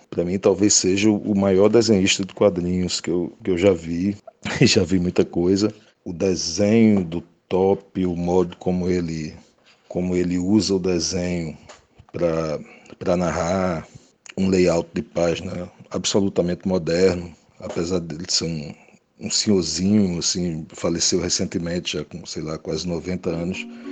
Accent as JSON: {"language": "Portuguese", "region": "sertão of Paraíba", "country": "Brazil", "said": "eu sou do sertão da Paraíba, né? Então eu, eu, eu li muitos cordéis que, que, sempre tinha lá na casa do, do meu avô"}